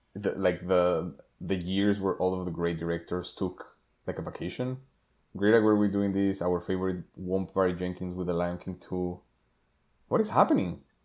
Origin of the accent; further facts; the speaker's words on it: Mexico; moved away; growing up in Mexico